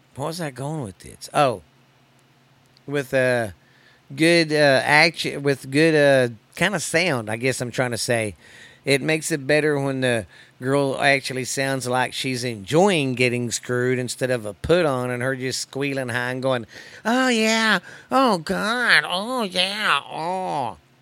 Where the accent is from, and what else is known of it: United States